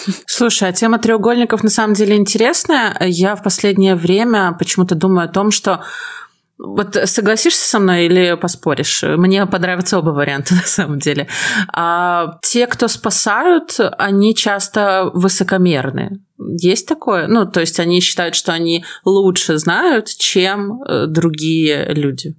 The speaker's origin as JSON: {"language": "Russian", "country": "Belarus", "said": "я белоруска"}